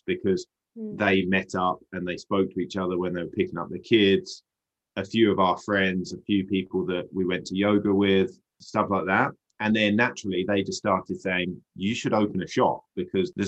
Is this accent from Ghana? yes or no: no; United Kingdom; now in Whistler, Canada; we brought the British to British Columbia